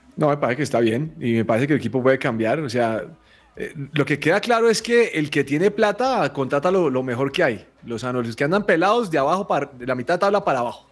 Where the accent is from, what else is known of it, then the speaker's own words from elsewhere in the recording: Colombia; yo soy un mal colombiano